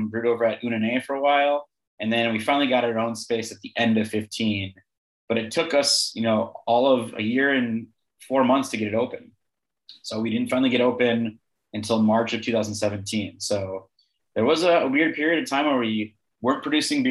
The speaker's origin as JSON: {"language": "English", "town": "Milwaukee", "region": "Wisconsin", "country": "United States", "tie": "born or raised there", "also_born_or_lived": "Madison, Wisconsin / Chicago, Illinois", "moved": "as an adult", "lives_now": "Illinois, United States", "said": "I grew up in just outside Milwaukee, Wisconsin, and my dad worked at Miller Brewing"}